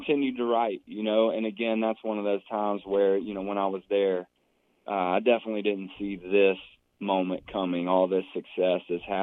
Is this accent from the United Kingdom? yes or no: no; Franklin, Tennessee, United States; my hometown of Franklin now, right south of Nashville